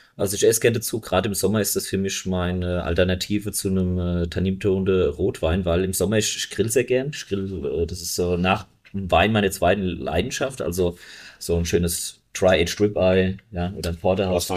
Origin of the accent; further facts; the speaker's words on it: Bechtheim, Rhineland-Palatinate, Germany; bei uns in Beestheim